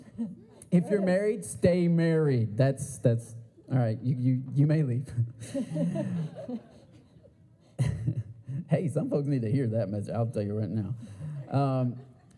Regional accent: Port Huron, Michigan, United States; I grew up in Port Huron, Michigan, a little town in Michigan

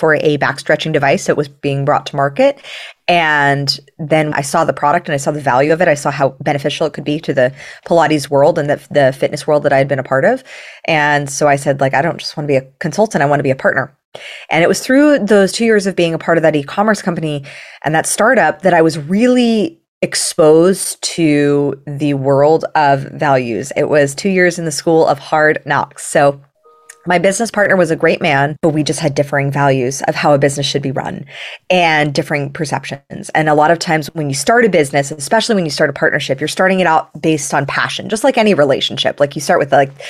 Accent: Los Angeles, California, United States; I grew up in Los Angeles

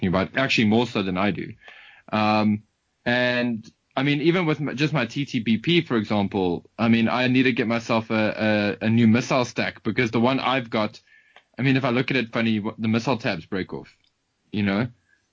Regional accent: South Africa; I'm South African

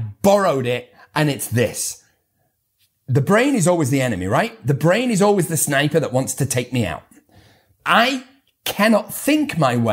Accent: United Kingdom; I'm too British.

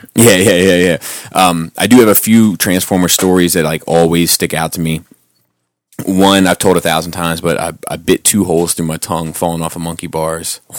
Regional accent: Cradle Rock, Maryland, United States; I grew up on Cradle Rock

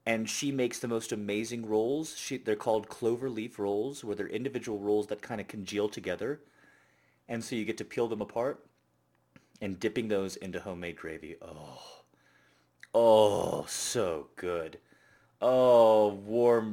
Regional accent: United States; I'm an American

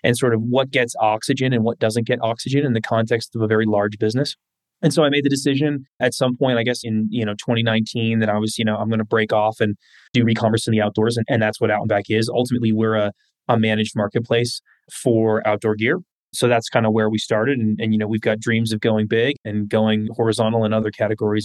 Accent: Bay Area, California, United States; growing up in the Bay Area

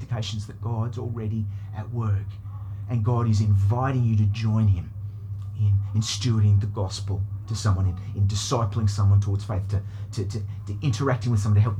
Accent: United Kingdom; now in Australia; I was born in Britain, and my dad is English

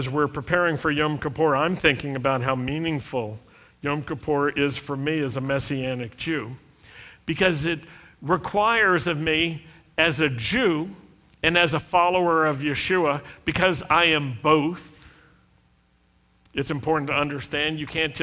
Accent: Roanoke, Virginia, United States; when I was a young Jewish kid growing up in Roanoke, Virginia

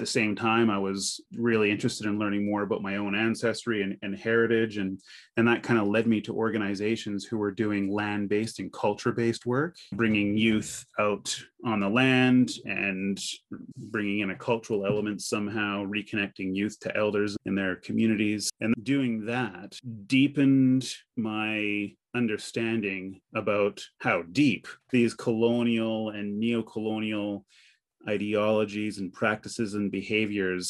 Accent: near North Bay, Northern Ontario, Canada; moved away; also born or lived in North Bay, Ontario; I was born in North Bay, but we grew up and lived in a small little French town just outside of North Bay at the time

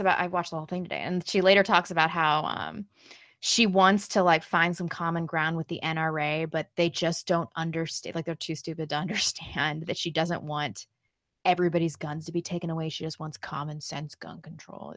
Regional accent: Missouri, United States; I'm from Missouri

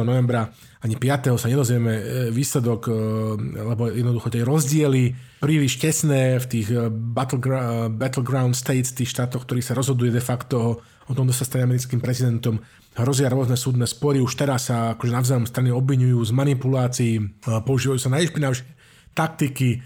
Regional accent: Slovakia; now in Germany

